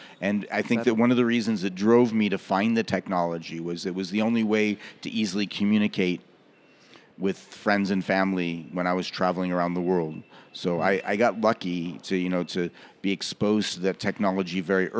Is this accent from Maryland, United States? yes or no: no; Los Angeles, California, United States; moved away as an adult; now in Goa, India; Well, I'm originally from Los Angeles.